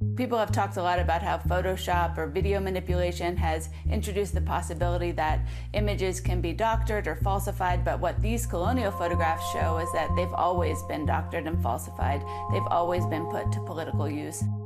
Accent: United States; being an American

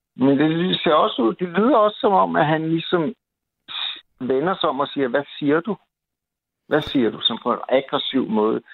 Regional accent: Copenhagen, Capital Region of Denmark, Denmark; nu er jeg som sagt københavner

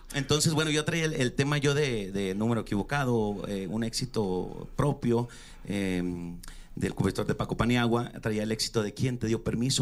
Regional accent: Chihuahua, Mexico; soy de Chihuahua

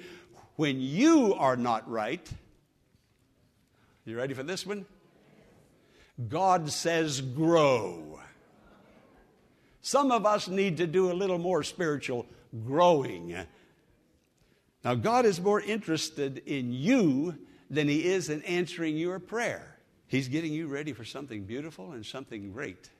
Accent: Western Pennsylvania, United States; moved away

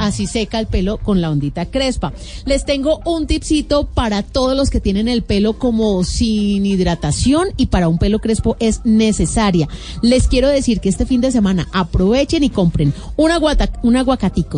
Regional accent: Colombia; nosotros como colombianos

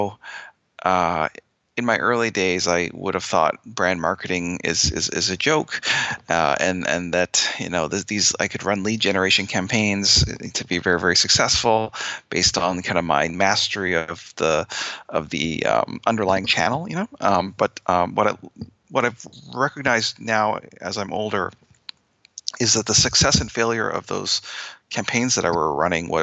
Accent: Winnipeg, Manitoba, Canada; now in Boston, United States; I'm from Canada, like Winnipeg, but I live here in Boston.

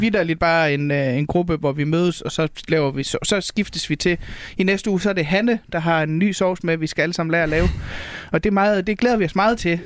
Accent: North Jutland, North Denmark Region, Denmark; now in Copenhagen, Denmark; nordjyder, hvor jeg kommer fra

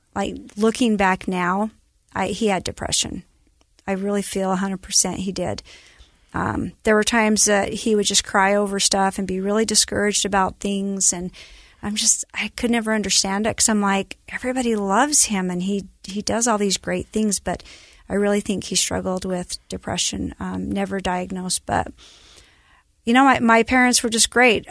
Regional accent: Elba, Idaho, United States; also born or lived in Burley, Idaho; I was born in Burley, Idaho, which is tiny town, southern Idaho. And then between kindergarten and first grade, we moved back to Elba, where my dad was raised

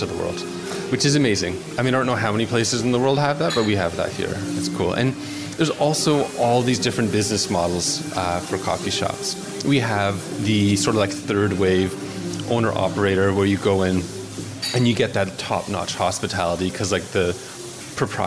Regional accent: Toronto, Ontario, Canada; I'm from Toronto, of course, myself

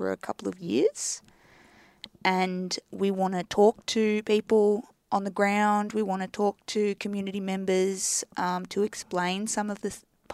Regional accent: Melbourne, Victoria, Australia; I grew up in Melbourne.

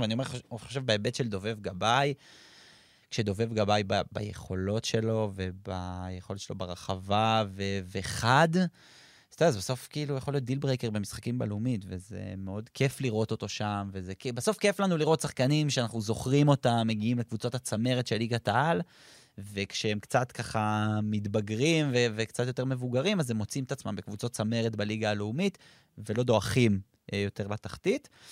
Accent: Kfar Saba, Central District, Israel; אני כפר סבאי במקור, וכי גדלתי בהפועל כפר סבא הרבה שנים

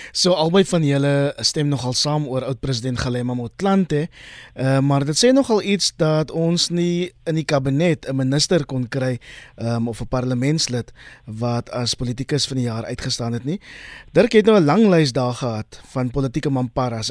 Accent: South Africa; ons as Suid-Afrikaners en selfs as wêreldburgers

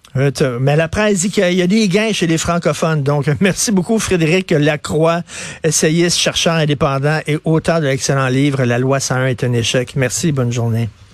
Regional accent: Montreal, Quebec, Canada; Je viens de Verdun

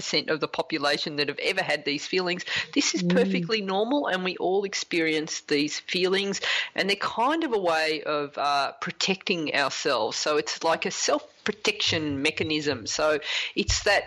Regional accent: Australia; as an Australian

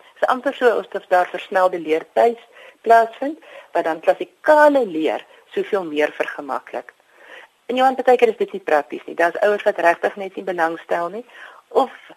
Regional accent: South Africa; ons as Afrikaners

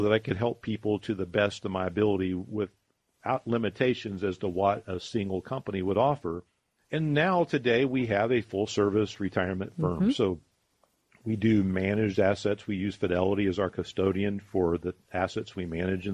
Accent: Columbus, Ohio, United States; also born or lived in Charleston, South Carolina; I grew up here in Columbus, and I love our city

